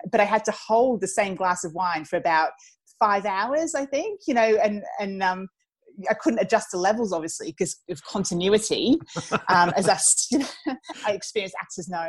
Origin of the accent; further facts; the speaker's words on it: England, United Kingdom; accent: slight English lilt; moved away as an adult; also born or lived in Geelong, Australia; now in Australia; So I was born in England. Then I lived in Australia for a few years when I was a child. And then I moved back to England with my family for my teenage and university years